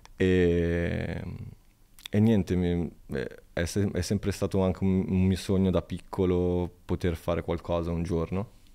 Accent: Italy; fare una cosa importante nel mio paese.

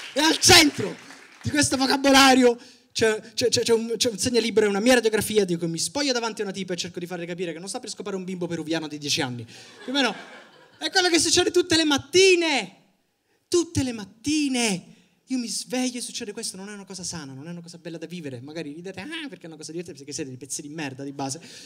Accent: Sicily, Italy; ho 25 anni, sono siciliano

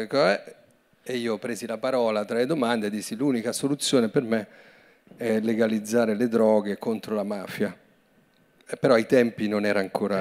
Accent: Vedano al Lambro, Lombardy, Italy; le medie sono andato alla scuola pubblica di Vedano all'Ambro

